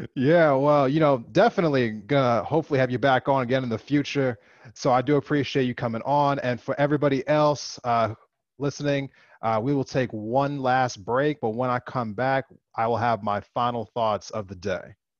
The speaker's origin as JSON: {"language": "English", "region": "East Coast", "country": "United States", "tie": "born or raised there", "moved": "as an adult", "said": "I grew up over in the East Coast. I have I've been removed from it for, you know, more than a decade now."}